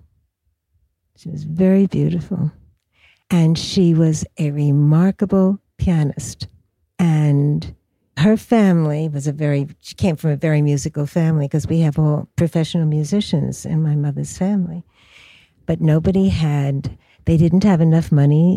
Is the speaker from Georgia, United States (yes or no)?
no; New York City, New York, United States; I was born in Brooklyn, and I spent my whole growing up years in Brooklyn.